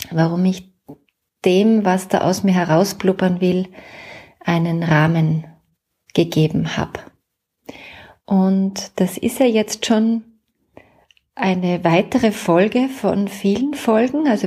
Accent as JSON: {"language": "German", "region": "Salzburg", "country": "Austria", "lives_now": "Vienna, Austria", "said": "also ich bin ja Salzburgerin, aber schon lange in Wien"}